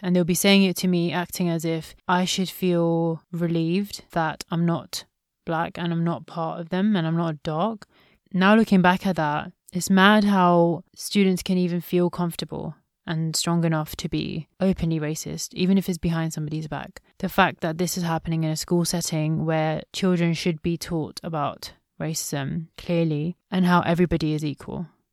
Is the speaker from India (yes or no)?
yes; India; since I'm from India